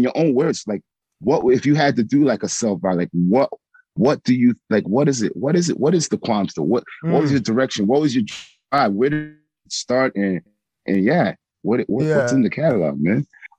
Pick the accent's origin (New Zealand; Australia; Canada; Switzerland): Canada; Toronto, Ontario; I grew up on Walmart. His mom's store is right on Bathurst.